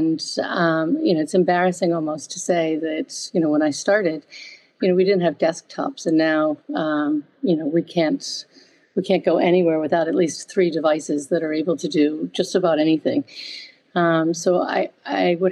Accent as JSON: {"language": "English", "country": "United States", "also_born_or_lived": "Paris, France", "accent": "American", "moved": "as an adult", "lives_now": "United Kingdom", "said": "I did start my career in the United States, hence my accent, but the majority of it has been here in the UK"}